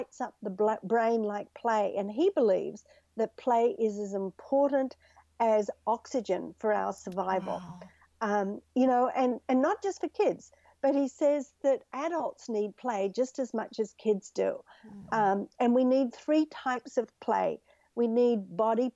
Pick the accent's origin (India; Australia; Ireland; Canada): Australia; now in United States; I grew up in Australia, which is a much more relaxed culture.